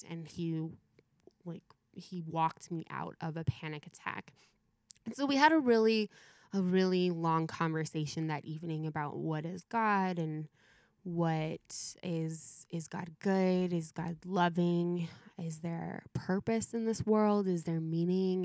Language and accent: English; Mentone, California, United States; I grew h, up here in Southern California